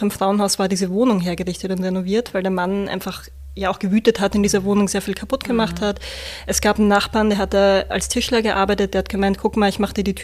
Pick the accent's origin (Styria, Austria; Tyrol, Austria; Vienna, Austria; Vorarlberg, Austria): Vienna, Austria; now in Hamburg, Germany; Ich komme ursprünglich aus Wien. Ich sage das immer vorab, sonst wetzeln immer alle, ne, wo irgendwie dieser Dialekt herkommt. Und bin jetzt in Hamburg